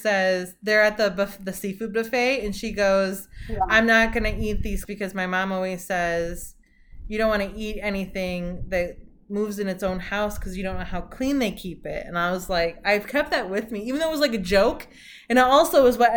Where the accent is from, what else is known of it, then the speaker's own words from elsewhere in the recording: Midwest, United States; I grew up in the Midwest.